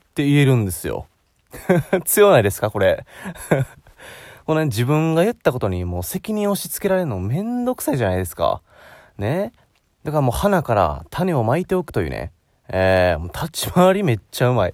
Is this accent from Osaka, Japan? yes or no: yes; Osaka, Japan; 大阪生まれ